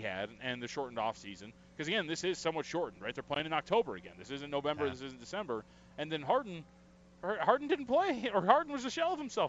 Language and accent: English; United States; Yeah, we're American.